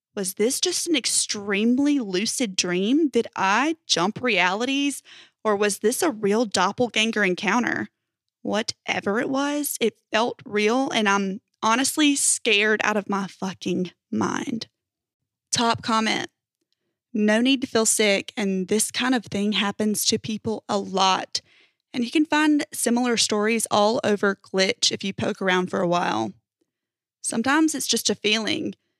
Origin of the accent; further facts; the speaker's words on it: United States; I'm from America, United States